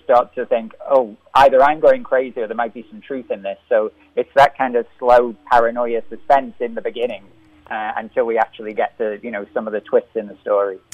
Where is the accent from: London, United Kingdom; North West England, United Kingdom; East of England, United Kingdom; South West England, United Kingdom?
North West England, United Kingdom; Liverpool; I'm from Liverpool